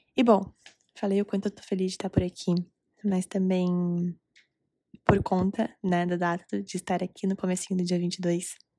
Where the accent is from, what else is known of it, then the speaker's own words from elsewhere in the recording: Recife, Pernambuco, Brazil; now in Curitiba, Brazil; Gravando esse episódio diretamente de Recife, minha terra natal